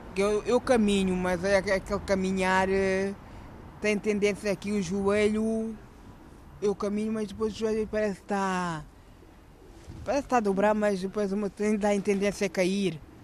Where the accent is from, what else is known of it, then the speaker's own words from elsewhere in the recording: Alverca do Ribatejo, Lisbon, Portugal; moved away as an adult; also born or lived in Guinea-Bissau; now in Porto, Portugal; eu nasci na Guiné, sou da Guiné-Bissau. E, e, venho de. Sou natural da Alverca do Ribatejo